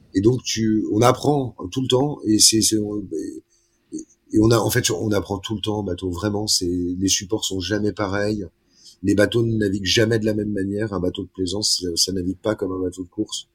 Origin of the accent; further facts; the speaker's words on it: Paris, Île-de-France, France; moved away; quand j'étais petit, j'étais à Paris